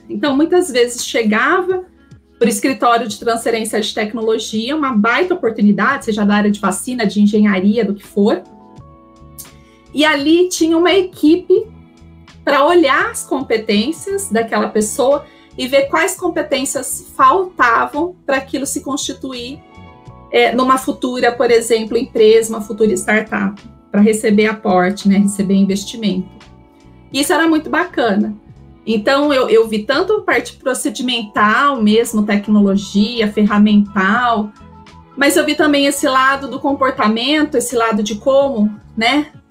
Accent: Campinas, São Paulo, Brazil; eu sou de Campinas

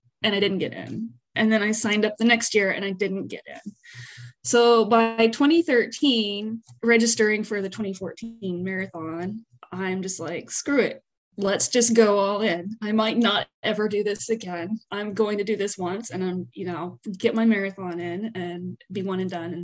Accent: Northeast Texas, United States; moved away as an adult; also born or lived in Pharr, Texas; now in Houston, United States; I was actually born in a very small town called Farr. It's close to Brownsville in South Texas. Grew up mostly in Northeast Texas. I'm learning to say Northeast, around like Tyler and Longview area

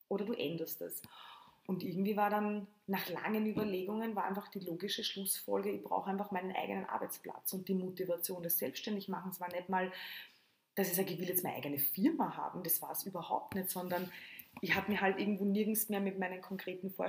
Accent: Lower Austria, Austria; moved away as an adult; also born or lived in Tulln; now in Vienna, Austria; bin aus Niederösterreich, also wirklich am, am, am Land zu Hause und bin dann 2003 nach Wien gegangen

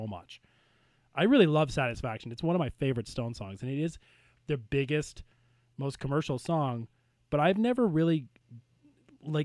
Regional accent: Kingston, Ontario, Canada; Kingston, Ontario, my hometown.

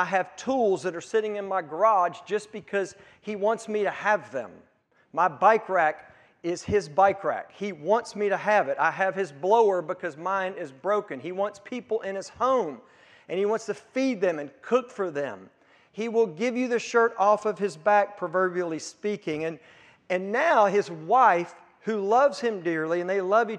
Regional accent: Hikes Retreat, Mississippi, United States; So I grew up in South Mississippi, out in the country, in an area called Hikes Retreat, and attended Hikes Retreat Baptist Church.

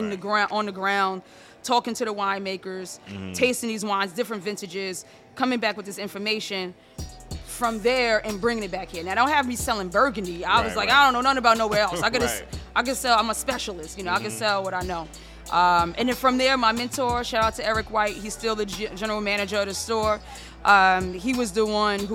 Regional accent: New York, United States; also born or lived in Italy

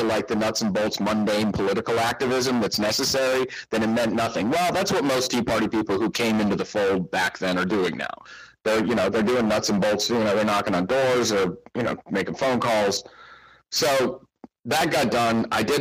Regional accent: Tucson, Arizona, United States; moved away as an adult; also born or lived in Los Angeles; now in Tucson, United States; I moved from Los Angeles back to my hometown, Tucson, where I hadn't lived for over two decades.

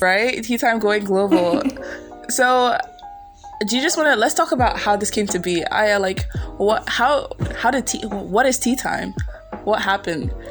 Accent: Nigeria; been here all my life

